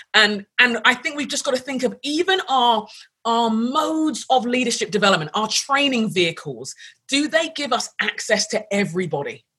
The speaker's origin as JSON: {"language": "English", "region": "London", "country": "United Kingdom", "tie": "born or raised there", "moved": "as an adult", "lives_now": "United States", "said": "I grew up in London"}